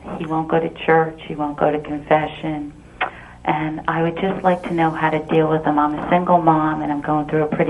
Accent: New Jersey, United States; New Jersey.

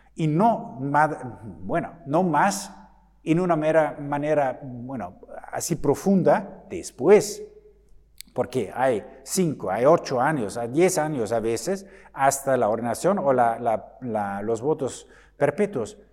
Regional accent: Germany; Spanish is a second language; en mi país, en Alemania

